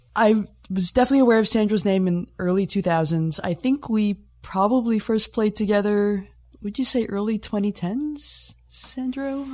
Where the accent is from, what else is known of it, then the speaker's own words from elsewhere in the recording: Toronto, Ontario, Canada; moved away as an adult; also born or lived in Boston; now in Southampton, Canada; I was born and raised in Toronto, Scarborough, and uh, lived there for most of my life